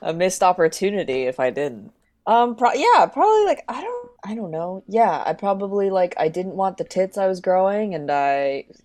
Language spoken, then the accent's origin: English; Oklahoma, United States; because I was a child of immigrants, because, you know, I grew up in Oklahoma, and they were doing things like that.